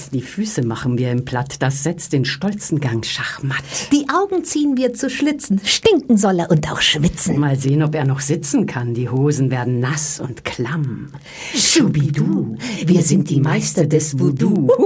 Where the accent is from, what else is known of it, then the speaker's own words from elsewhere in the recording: Austria; born there; als Österreicherin gebürtig, habe immer schon, was heißt immer, also ziemlich lang schon das Fable für die Josephine Mutzenbacher gehabt